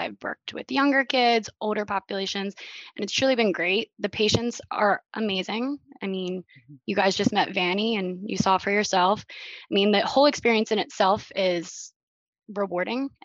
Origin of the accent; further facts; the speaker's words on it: Drexel Hill, Pennsylvania, United States; I'm originally from Drexel Hill, Pennsylvania, so it's a small town outside of Philly, West Philly, right in the heart of Delco.